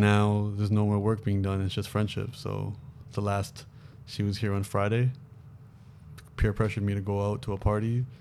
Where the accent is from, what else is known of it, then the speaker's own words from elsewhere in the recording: Toronto, Ontario, Canada; moved away as an adult; now in Los Angeles, United States; me growing up in Toronto